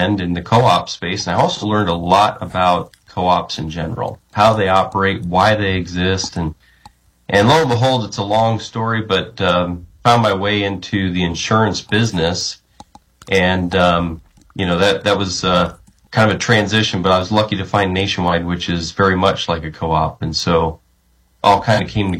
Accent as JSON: {"language": "English", "town": "Story City", "region": "Iowa", "country": "United States", "tie": "born or raised there", "moved": "yes", "said": "I grew up in agriculture and a family farm back in Story City, Iowa"}